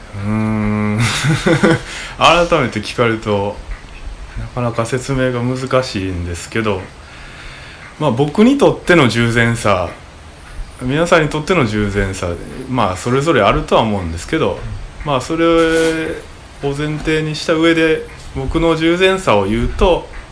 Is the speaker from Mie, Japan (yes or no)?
no; Osaka, Japan; moved away as an adult; now in Uda, Japan; 僕大阪出身